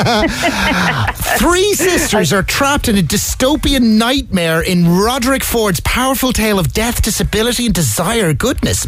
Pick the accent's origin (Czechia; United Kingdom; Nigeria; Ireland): Ireland; Dundalk, Leinster; now in Cork, Ireland; I was raised in Louth and came to Cork